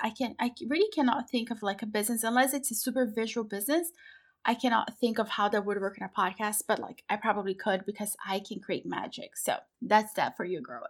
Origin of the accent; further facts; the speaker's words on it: Brazil; I'm from Brazil